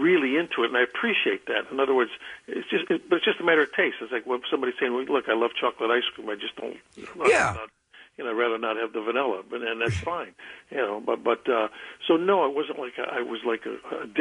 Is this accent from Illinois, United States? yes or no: yes; Chicago, Illinois, United States; I was from Chicago